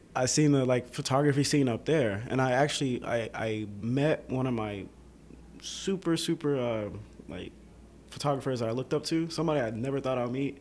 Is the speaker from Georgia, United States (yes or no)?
yes; Atlanta, Georgia, United States; also born or lived in Boston, Massachusetts; I can say I did, yeah, grow up in the downtown area right. of Atlanta